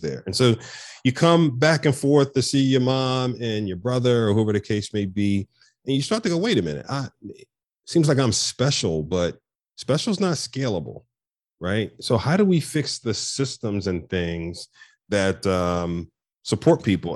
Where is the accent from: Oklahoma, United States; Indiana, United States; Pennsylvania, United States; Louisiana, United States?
Pennsylvania, United States; Philadelphia; born and raised in North Philadelphia